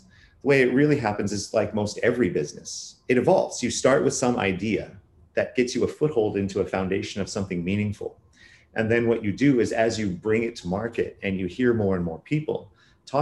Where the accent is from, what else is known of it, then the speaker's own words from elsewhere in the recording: Silicon Valley, California, United States; moved away as an adult; now in Vancouver, Canada; I was born and raised pretty much in Silicon Valley and moved to Canada in 2007